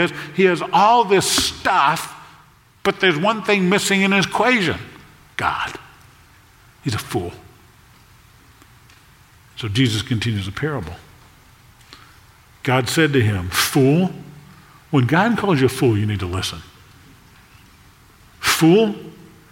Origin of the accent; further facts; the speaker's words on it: South Louisiana, United States; I grew up in South Louisiana